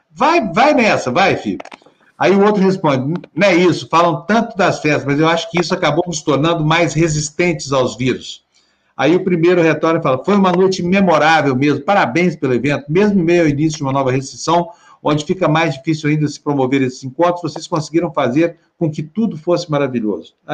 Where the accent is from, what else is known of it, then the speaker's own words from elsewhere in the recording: Brazil; Quem não merece somos nós brasileiros.